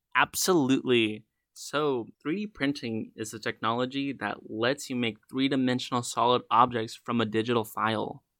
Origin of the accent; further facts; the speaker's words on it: Black Mountain, North Carolina, United States; I'm from Black Mountain, North Carolina